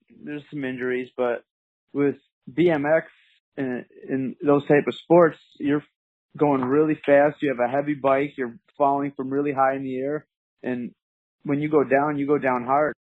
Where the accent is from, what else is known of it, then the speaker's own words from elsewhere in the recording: Bartlett, Illinois, United States; I grew up in the suburbs of Chicago, Illinois, in a little town called Bartlett.